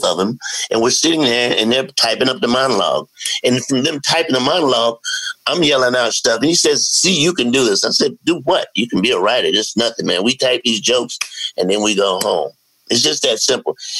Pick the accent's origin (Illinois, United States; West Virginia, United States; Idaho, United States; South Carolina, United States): South Carolina, United States; Columbia; moved away as an adult; now in Los Angeles, United States; I'm from Columbia, South Carolina